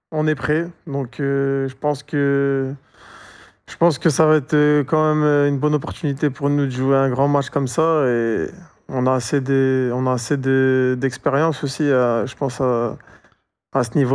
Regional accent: France; moi je suis, je suis français, voilà, j'ai grandi en France

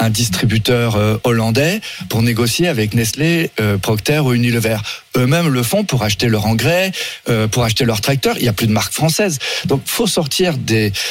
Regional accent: France; Mais par contre, moi, je suis français de l'étape. Hein. Je, je veux privilégier les produits français

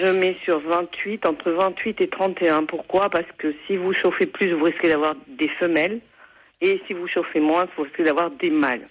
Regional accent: Haute-Garonne, Occitania, France; je suis de la Haute-Garonne

